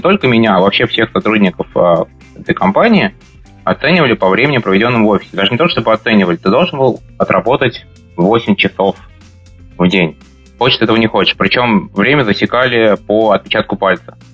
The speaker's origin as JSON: {"language": "Russian", "region": "Moscow", "country": "Russia", "tie": "born or raised there", "moved": "as an adult", "lives_now": "Amsterdam, Netherlands", "said": "я родился, вырос в Москве"}